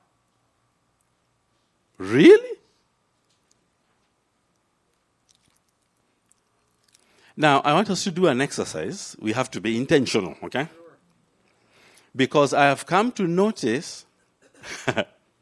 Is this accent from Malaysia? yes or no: no; Kenya; now in United States; I landed in an African womb in Kenya. So I am a Kenyan by race. I am a Christian by grace. I'm an American by choice